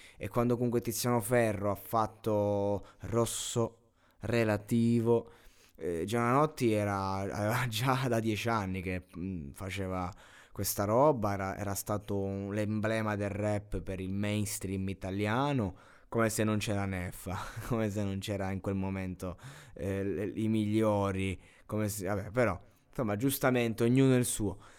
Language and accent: Italian; near Giulianova, Abruzzo, Italy; a Giulianova, a dieci chilometri da, dal mio paese, dalla mia città